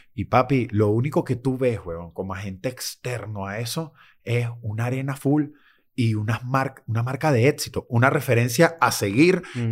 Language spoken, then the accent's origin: Spanish; Venezuela; moved away; como venezolanos